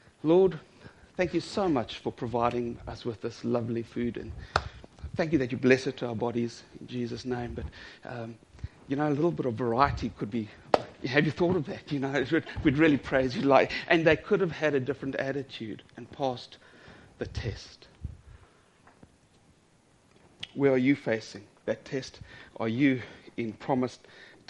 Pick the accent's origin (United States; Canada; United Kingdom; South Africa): South Africa; I'm South African